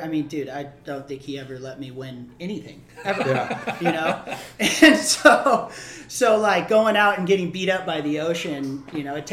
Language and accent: English; Maui, Hawaii, United States; born or raised there; also born or lived in San Diego, California